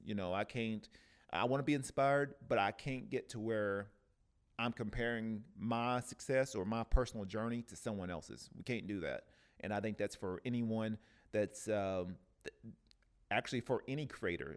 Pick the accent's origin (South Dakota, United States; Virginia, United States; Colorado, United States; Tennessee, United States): Tennessee, United States; Cleveland; now in Oceanside, United States; in Cleveland, Tennessee, uh, which is my hometown